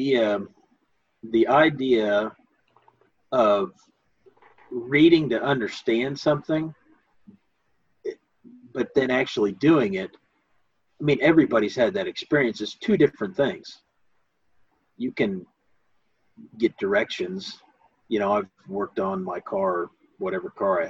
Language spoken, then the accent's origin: English; United States; growing up in America